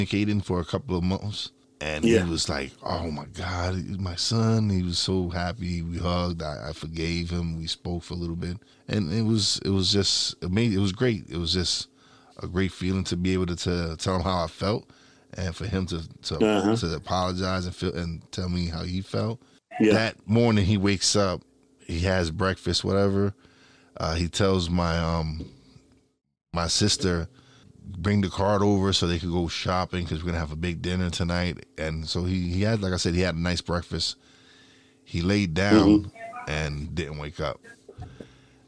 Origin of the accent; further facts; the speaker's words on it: New York City, New York, United States; moved away as an adult; now in Tobyhanna, United States; I'm originally from New York City